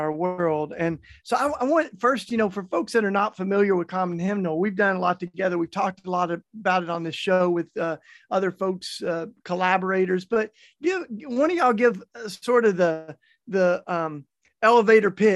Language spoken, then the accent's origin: English; Tennessee, United States; moved away; my home state of Tennessee